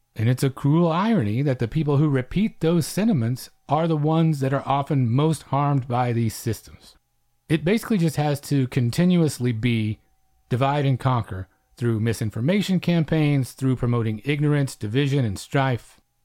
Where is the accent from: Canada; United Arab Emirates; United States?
United States; Oklahoma; coming from my end of things out on the Great Plains